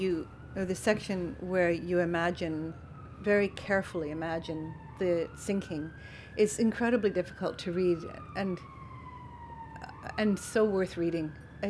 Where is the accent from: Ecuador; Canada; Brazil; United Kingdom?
Canada; Calgary, Alberta; Oh, we're from Calgary, Cochrane.